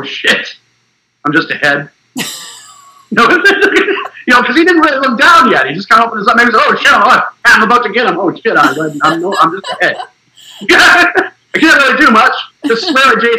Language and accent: English; Nashua, New Hampshire, United States; moved away; I grew up with him in Nashville, New Hampshire, which is the southern part of New Hampshire, not far off from Boston